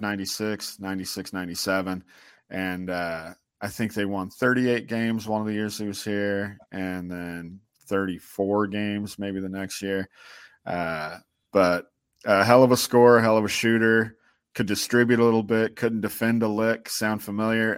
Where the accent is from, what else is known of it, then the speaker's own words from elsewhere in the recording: Sacramento, California, United States; I grew up in South Sac